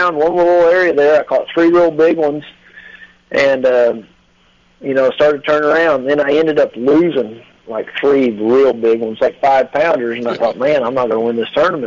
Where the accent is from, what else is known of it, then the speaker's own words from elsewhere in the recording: Grand Lake, Oklahoma, United States; Grand, which is my hometown, my home lake